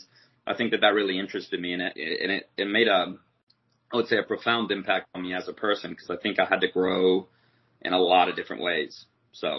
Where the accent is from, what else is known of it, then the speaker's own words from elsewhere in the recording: United States; as an American